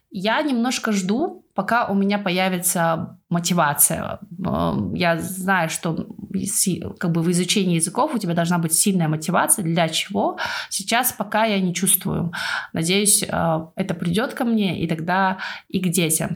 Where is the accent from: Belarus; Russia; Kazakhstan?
Kazakhstan; now in United Kingdom; у нас было село такое, оно в основном переселенцы из Украины. И я была одна казашка в классе.